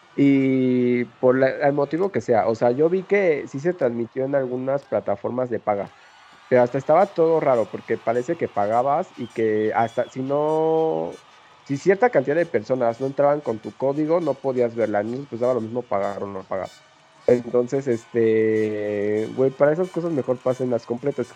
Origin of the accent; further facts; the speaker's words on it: Mexico City, Mexico; Nosotros pues somos citadinos de la Ciudad de México